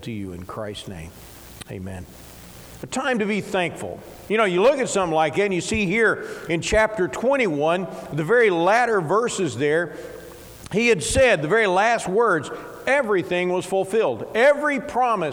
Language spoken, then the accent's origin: English; Ballard County, Kentucky, United States; I grew up here. I grew up in Ballard County